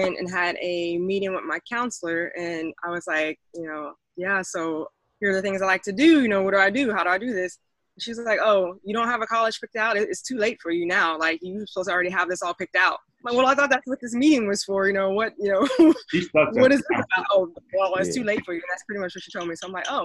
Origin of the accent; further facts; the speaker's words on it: Texas, United States; now in Atlanta, United States; I'm from Texas. I actually live in Atlanta, Georgia now.